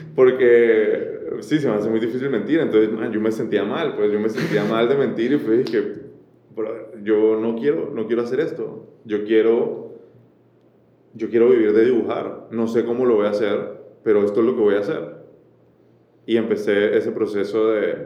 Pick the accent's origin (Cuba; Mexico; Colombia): Colombia; moved away as an adult; also born or lived in France / Panama; nacer en Colombia